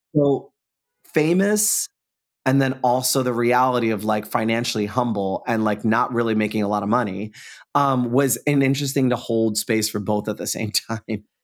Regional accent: New York, United States; being a New Yorker

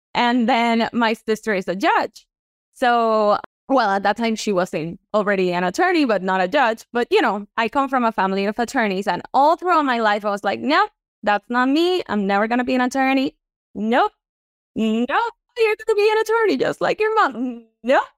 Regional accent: Puerto Rico; moved away as an adult; now in Florida, United States; I am from Puerto Rico, born and raised, and then I moved here to Florida. in two thousand and ten

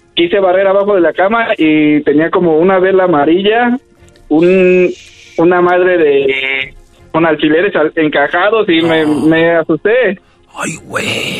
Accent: Michoacán, Mexico; yo soy de, bueno, somos de ahí de Michoacán

